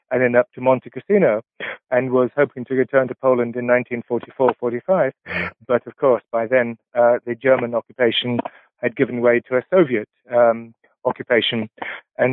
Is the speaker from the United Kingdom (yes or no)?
yes; England, United Kingdom; first language Polish; English is a second language; my first language was Polish, the question was always, why did we end up in England? What are we doing here?